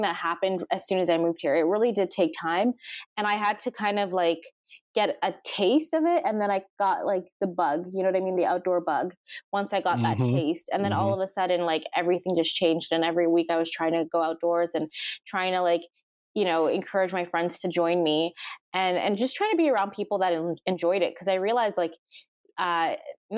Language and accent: English; Toronto, Ontario, Canada; moved away as an adult; now in Yellowknife, Canada; I'm actually from Toronto, Ontario, and I relocated almost 4 years ago